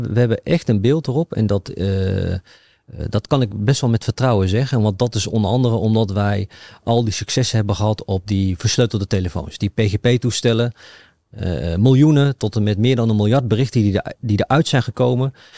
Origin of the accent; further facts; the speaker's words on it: Achterhoek, Gelderland, Netherlands; ik, kom overigens uit de Achterhoek